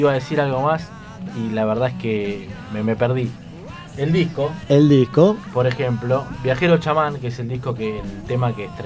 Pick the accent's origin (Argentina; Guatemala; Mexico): Argentina; Balcarce, Buenos Aires Province; Leo y yo somos de Balcarce